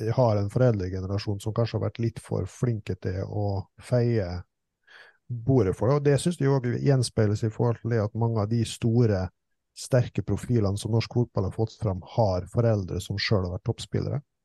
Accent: Østfold, Norway; vi kommer jo fra Norges ledende fotballfylke

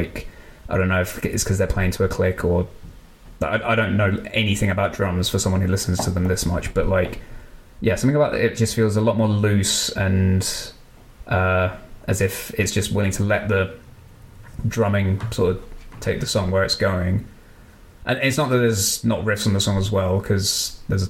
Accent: United Kingdom; As a Brit

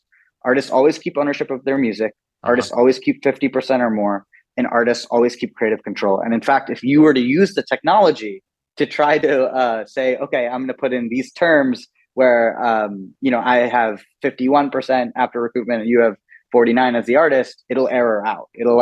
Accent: Scarsdale, New York, United States; also born or lived in India / Singapore / Malaysia; We grew up in Westchester County in Scarsdale, New York

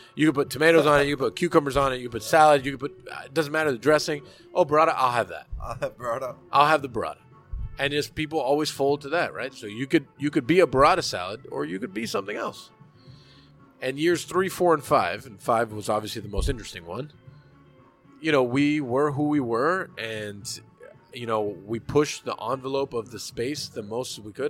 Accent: Hialeah, Florida, United States; I am a 35 year old American Cuban. I was born in Hialeah.

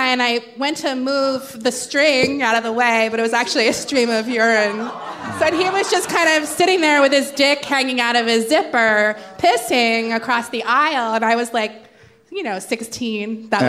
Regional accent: Jacksonville, Florida, United States; I was born in Jacksonville, Florida, which is

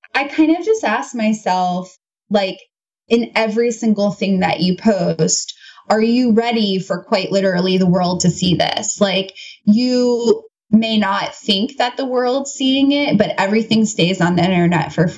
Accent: United States; as an American

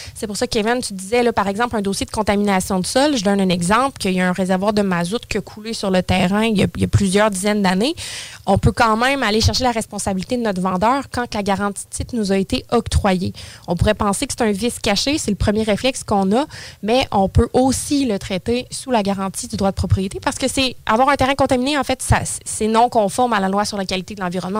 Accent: Saint-Apollinaire, Quebec, Canada; now in Lévis, Canada; J'ai toujours été sur la rive sud, originaire de Saint-Apollinaire

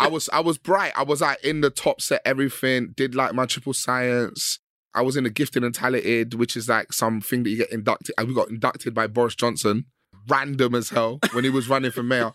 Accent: London, United Kingdom; I grew up in West London

